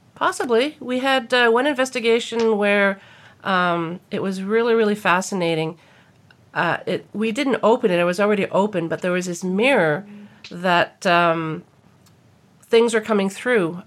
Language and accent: English; New Brunswick, Canada; moved away; I was back in my hometown in New Brunswick